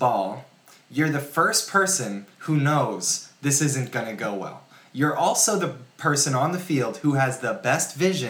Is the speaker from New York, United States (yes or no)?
yes; New York City, New York, United States; We're from New York City. Sorry if you didn't grow up with that narrative.